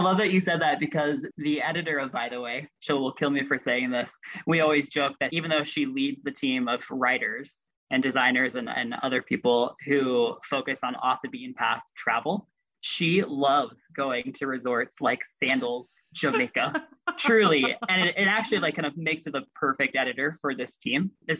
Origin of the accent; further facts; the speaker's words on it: Russia; now in Washington, D.C., United States; So once I grew up in Russia, I came to the United States and moved to Washington, D.C., a city that I still live in.